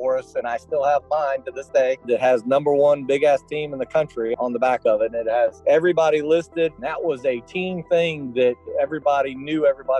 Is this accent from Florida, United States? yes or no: yes; Miami, Florida, United States; Growing up in Miami, I surfed a little bit.